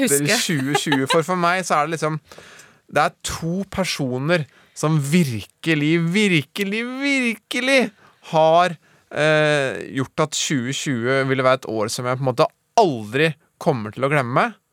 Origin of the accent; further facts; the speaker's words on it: Norway; jeg er norsk